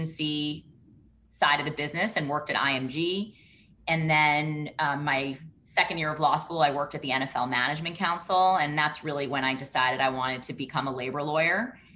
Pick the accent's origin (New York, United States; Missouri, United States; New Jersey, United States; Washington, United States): New York, United States; New York City; moved away as an adult; also born or lived in Michigan; I grew up in Brooklyn